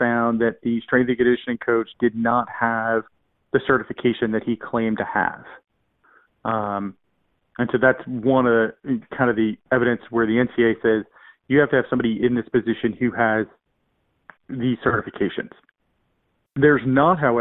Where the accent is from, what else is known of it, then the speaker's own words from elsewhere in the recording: Virginia, United States; I grew up in a rural part of Virginia